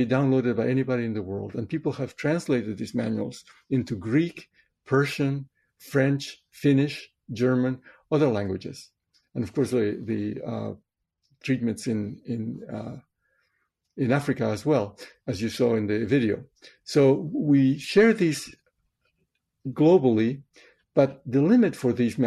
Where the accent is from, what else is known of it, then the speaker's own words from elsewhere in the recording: Chosica, Lima, Peru; moved away; I was born in Peru in South America in 1950, right in the middle of the 20th century. I grew up in a town called Chosica, which is 40 kilometers east of Lima